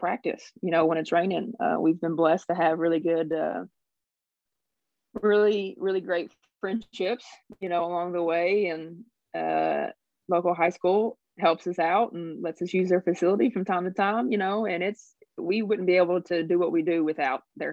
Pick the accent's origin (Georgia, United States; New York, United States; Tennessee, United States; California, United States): Tennessee, United States; Oliver Springs; I'm from this county as well.